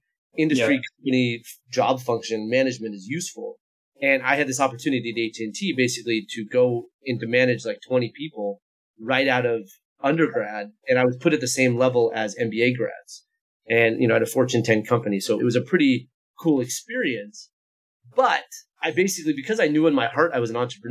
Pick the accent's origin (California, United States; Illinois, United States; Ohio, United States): California, United States; Foster City; I'm from Foster City, which is in the shadow of the Oracle headquarters in Redwood Shores, sort of the old top of the Silicon Valley. And so I kind of grew up with the Silicon Valley around me